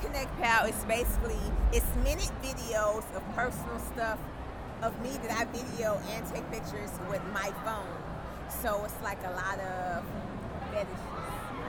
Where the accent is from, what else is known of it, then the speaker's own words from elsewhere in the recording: Los Angeles, California, United States; also born or lived in Houston / Atlanta; L.A. Born and raised. South Central.